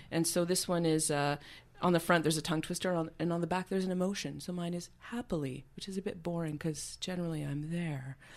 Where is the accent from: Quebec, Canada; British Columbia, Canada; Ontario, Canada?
Quebec, Canada; Montreal; moved away as an adult; also born or lived in Vancouver; now that I moved back to Montreal, which is, uh, you know, where, where I was from, where I'm from originally